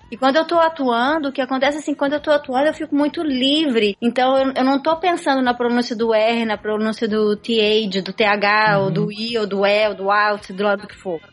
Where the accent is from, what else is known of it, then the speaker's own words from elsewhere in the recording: Brazil; accent: Brazilian; moved away as an adult; now in United States; eu sou brasileira